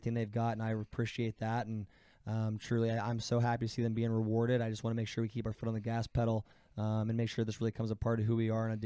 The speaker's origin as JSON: {"language": "English", "town": "Huber Heights", "region": "Ohio", "country": "United States", "tie": "born or raised there", "moved": "yes", "said": "where I grew up in Heber Heights"}